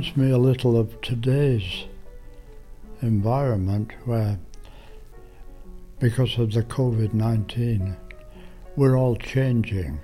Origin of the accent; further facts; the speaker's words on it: Bradford, Yorkshire and the Humber, United Kingdom; now in Canada; I was born in England, November the 22nd, 1921.